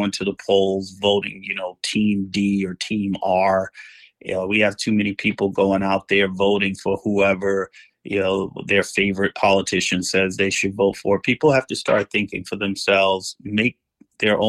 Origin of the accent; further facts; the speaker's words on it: New Jersey, United States; moved away as an adult; now in Los Angeles, United States; I came out here from New Jersey in 1994 to attend law school at UCLA. And my plan was I was going to return home.